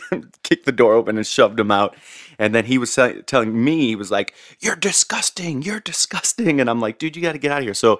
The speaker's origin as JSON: {"language": "English", "town": "St. Louis", "region": "Missouri", "country": "United States", "tie": "born or raised there", "said": "I grew up in St. Louis"}